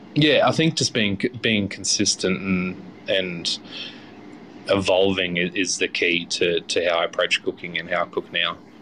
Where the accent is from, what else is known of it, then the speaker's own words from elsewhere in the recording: Chinchilla, Queensland, Australia; growing up in Chinchilla, um, being regional, it was a bit difficult to get chefs out there.